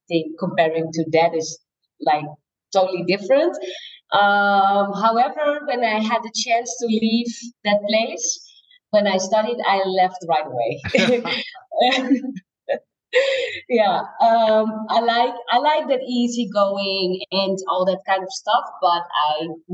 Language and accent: English; Friesland, Netherlands; moved away as an adult; also born or lived in Bogotá, Colombia; now in Medellín, Colombia; I am born in Bogota during the late 80s, and my mom put me up for adoption, and then I was adopted to the Netherlands. I grew up in Friesland